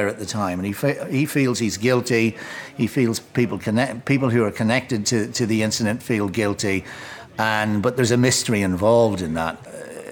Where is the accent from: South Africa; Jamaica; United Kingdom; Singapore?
United Kingdom; Enniskillen, Northern Ireland; also born or lived in Highgate, London; now in London, United Kingdom; Both Beckett and Oscar Wilde went to school in my hometown